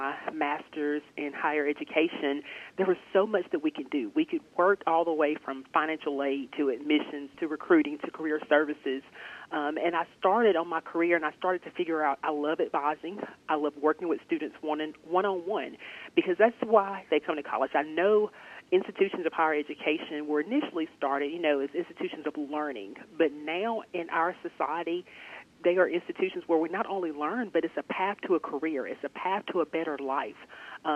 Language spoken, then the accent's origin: English; Shannon, Mississippi, United States; moved away as an adult; now in Senatobia, United States; I am a native Mississippian. I am from Northeast Mississippi, actually. Born and raised in Lee County, Shannon, Mississippi